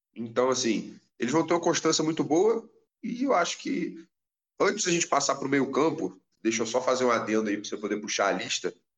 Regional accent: Brazil; eu sou brasileiro

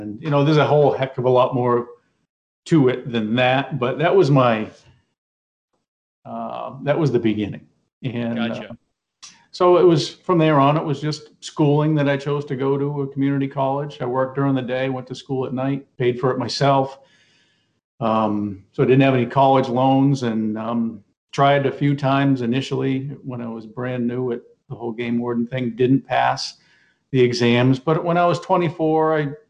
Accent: Maine, United States; Yeah, I grew up in Maine. I grew up about 20 minutes from where I am right now.

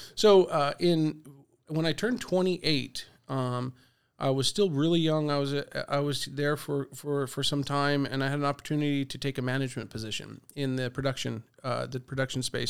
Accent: La Mesa, California, United States; I grew up in La Mesa. I went to La Mesa Dale, La Mesa Middle, and Helix

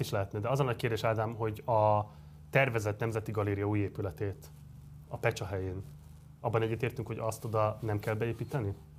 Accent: Budapest, Hungary; én a hetedik kerületben nőttem föl, én a városigetben nőttem föl

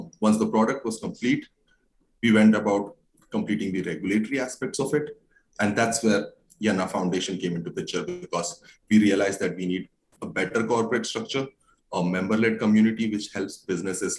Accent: India; I'm from an Indian community

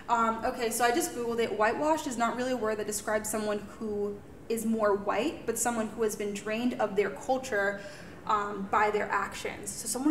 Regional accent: United States; So culturally, raised in the States, but culturally we were raised around Haitians in the Haitian community.

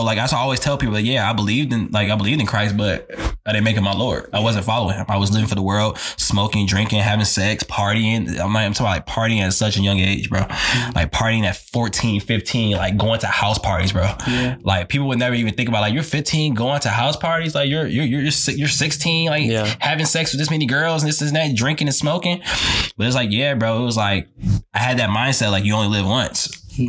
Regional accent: Chicago, Illinois, United States; I'm originally from Chicago, Illinois. Shout out Chi-Town, man.

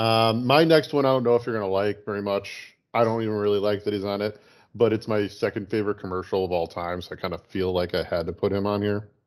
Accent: Chicago, Illinois, United States; growing up in Chicago

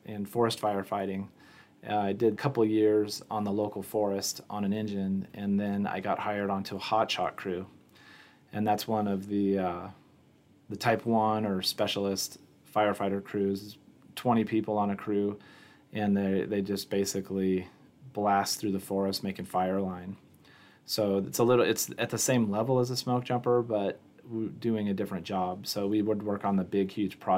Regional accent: Newport, Washington, United States; also born or lived in Omaha, Nebraska; now in Sidney, United States; I ended up growing up in Washington State in a very small town in the northeast corner of Washington State. Newport, Washington is a town of about 2,000 people

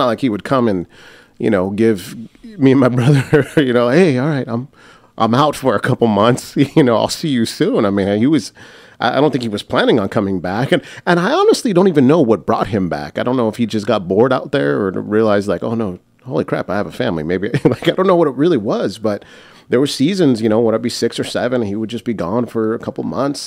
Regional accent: United States; I'm I'm American

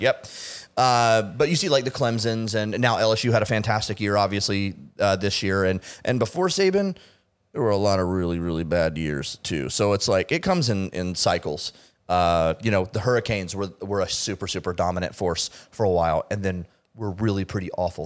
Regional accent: Tampa, Florida, United States; I was born and raised in Tampa.

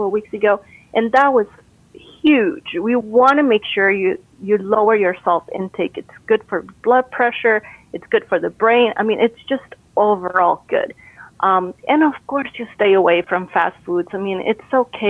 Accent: Costa Rica; moved away; I'm originally from Costa Rica.

